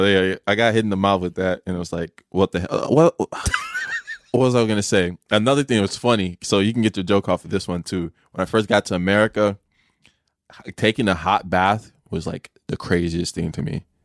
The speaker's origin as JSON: {"language": "English", "town": "Chicago", "region": "Illinois", "country": "United States", "tie": "born or raised there", "said": "I grew up in Chicago, so it's, like, concrete everywhere"}